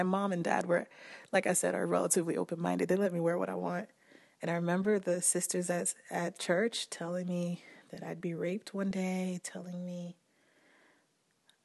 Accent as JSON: {"language": "English", "town": "Port-au-Prince", "region": "Ouest", "country": "Haiti", "tie": "born or raised there", "said": "I grew up in Haiti, in Port-au-Prince"}